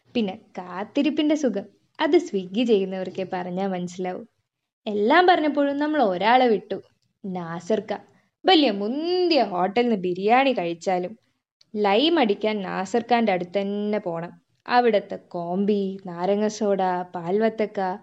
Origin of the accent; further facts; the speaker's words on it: Kozhikode, Kerala, India; ഒരു കോഴിക്കോടുകാരി എന്ന നിലയിൽ